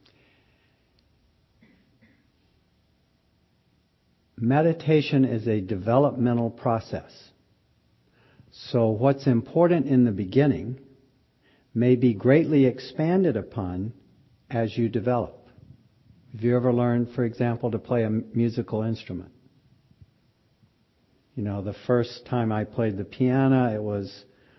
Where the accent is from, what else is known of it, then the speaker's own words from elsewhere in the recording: Pickens County, South Carolina, United States; moved away; I grew up in Pickens County, South Carolina